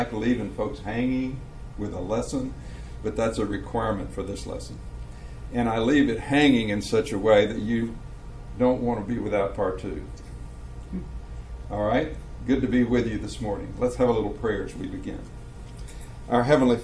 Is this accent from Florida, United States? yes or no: yes; Tampa, Florida, United States; I'm from Tampa, Florida